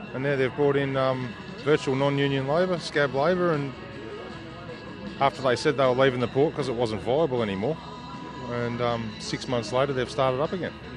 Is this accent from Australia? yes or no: yes; Geelong, Victoria, Australia; I'm born and bred in Geelong